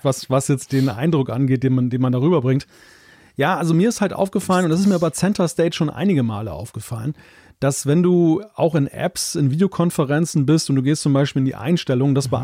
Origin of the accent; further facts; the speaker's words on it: Germany; Als Deutscher